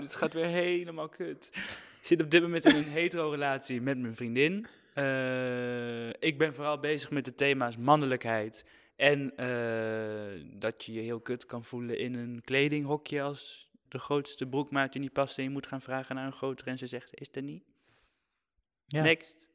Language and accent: Dutch; Drenthe, Netherlands; ik ben 22 jaar, ik kom uit Drenthe.